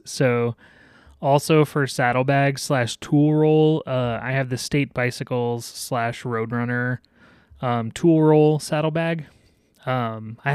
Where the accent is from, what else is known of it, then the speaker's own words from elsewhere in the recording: Denver, Colorado, United States; I hail from Denver.